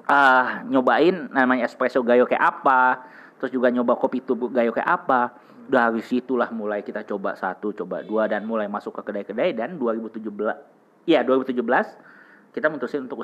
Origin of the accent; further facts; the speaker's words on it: Jakarta, Indonesia; born there; Lahir di Jakarta, sekarang juga usaha juga di Jakarta.